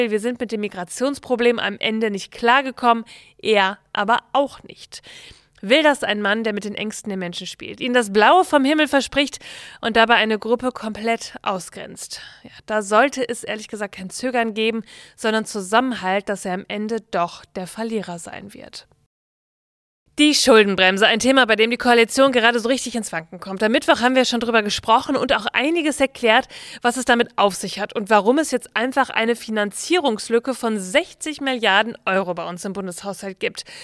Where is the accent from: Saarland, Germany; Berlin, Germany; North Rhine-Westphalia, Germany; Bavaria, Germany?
North Rhine-Westphalia, Germany; Bielefeld; der Vorsitzende der FDP aus meiner Heimatstadt in Bielefeld